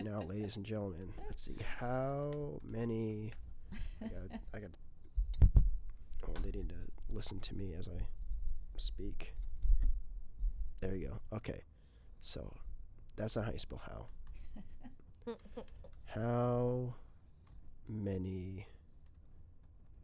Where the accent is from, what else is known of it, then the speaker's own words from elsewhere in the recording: United States; I'm American